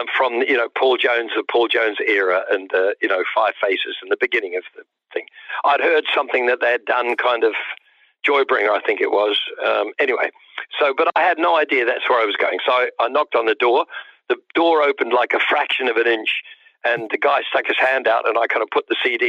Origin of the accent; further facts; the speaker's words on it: New Zealand; moved away as an adult; now in London, United Kingdom; I'd pretty much just moved to London. I came from New Zealand. I was living in New Zealand.